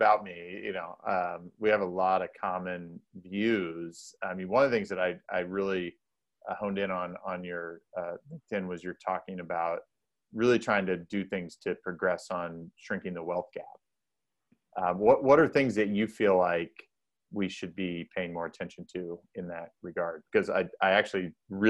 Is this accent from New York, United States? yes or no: no; Indiana, United States; I'm from Indiana